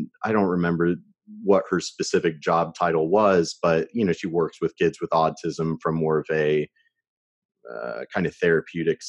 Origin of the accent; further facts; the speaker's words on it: Shawnee, Kansas, United States; I was born in Shawnee, Kansas